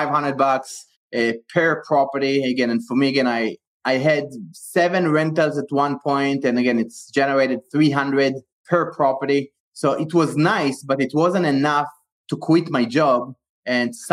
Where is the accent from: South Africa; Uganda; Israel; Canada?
Israel; moved away as an adult; also born or lived in Bay Area, United States; now in United States; I was born and raised in Israel, and I came to the U.S. in the year 2001 to pursue my higher education.